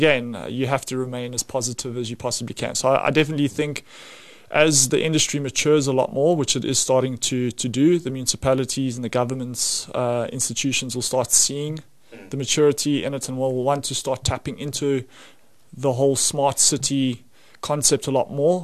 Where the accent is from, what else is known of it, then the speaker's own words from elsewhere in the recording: South Africa; as a South African